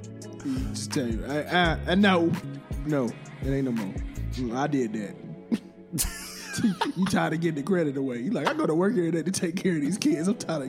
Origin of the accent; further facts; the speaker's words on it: Texas, United States; I grew up in Texas.